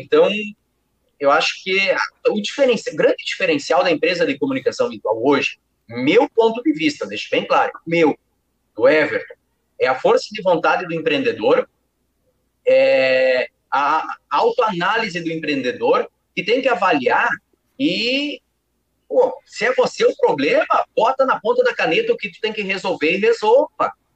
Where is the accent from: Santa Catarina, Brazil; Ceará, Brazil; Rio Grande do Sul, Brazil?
Rio Grande do Sul, Brazil; Palmitinho; eu sou do interior do estado do Rio Grande do Sul, cidade mais conhecida como Palmitinho